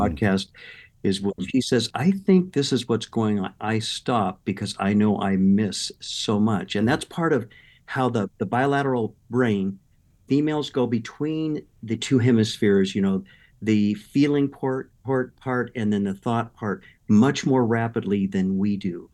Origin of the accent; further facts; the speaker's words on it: Southern California, United States; also born or lived in Midwest; I grew up in Southern California